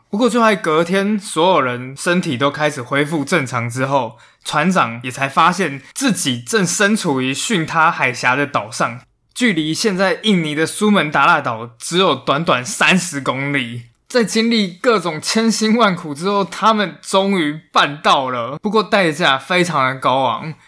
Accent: Taiwan; 我们台湾人其实也应该要比世界上其他人都还要更有国际观

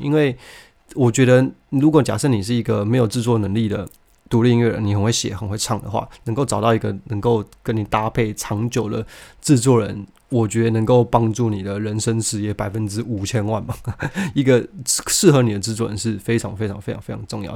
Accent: Taiwan; 那我们身为台湾人

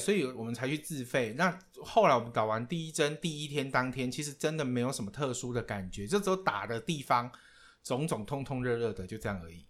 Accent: Taiwan; now in Thailand; 我从来不知道说我可以身为台湾人的前百分之零点四

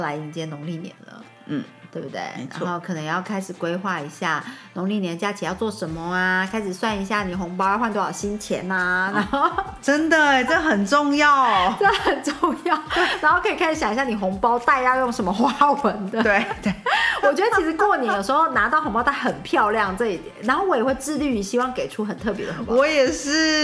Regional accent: Lukang, Changhua County, Taiwan; moved away; 因为我们的家乡是鹿港

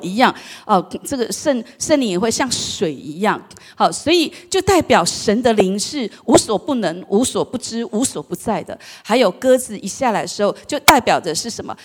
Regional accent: Taiwan; 我们台湾话

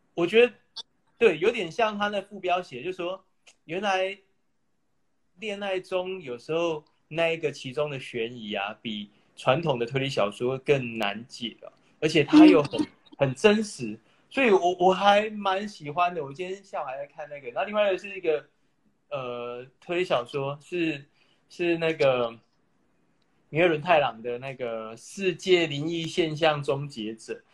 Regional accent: Taiwan; 作为台湾人其实很幸运

